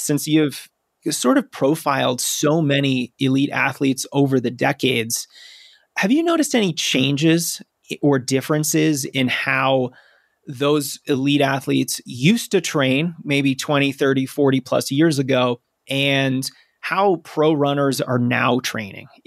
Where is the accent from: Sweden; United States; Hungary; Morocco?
United States; Massachusetts; my home state of Massachusetts